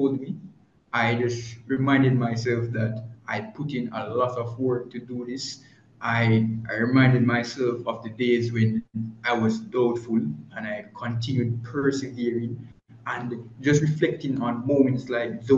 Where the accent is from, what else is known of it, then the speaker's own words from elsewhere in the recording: Ewarton, Saint Catherine, Jamaica; I'm from Yurton. I'm from Yurton in St. Catherine. It's a little town near